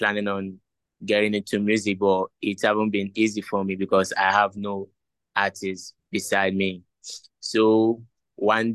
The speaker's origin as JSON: {"language": "English", "country": "Nigeria", "moved": "yes", "lives_now": "Ghana", "said": "I'm from Nigeria, but currently I'm in Ghana."}